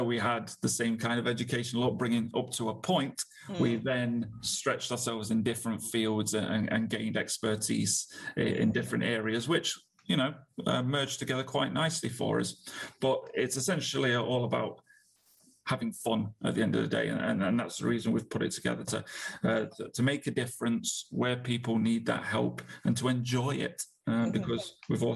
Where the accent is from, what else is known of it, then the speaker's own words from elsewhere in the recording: Nottingham, East Midlands, United Kingdom; moved away as an adult; now in Manchester, United Kingdom; I was born and raised in Nottingham